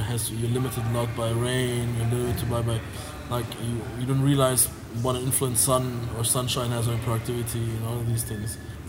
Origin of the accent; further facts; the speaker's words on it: Germany; moved away as an adult; now in Dubai, United Arab Emirates; My parents are originally from Iran, but I was born and raised in Germany.